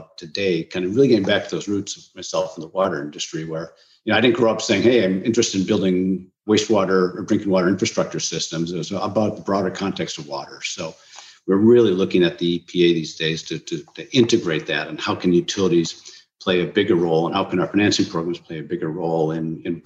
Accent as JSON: {"language": "English", "region": "Minnesota", "country": "United States", "tie": "born or raised there", "said": "growing up as a child in Minnesota, land of 10,000 lakes"}